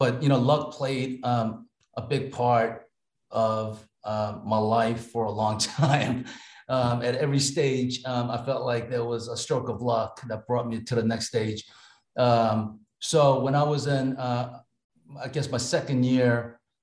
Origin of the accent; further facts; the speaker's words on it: New York, United States; now in Massachusetts, United States; I grew up in New York, in Brooklyn and Queens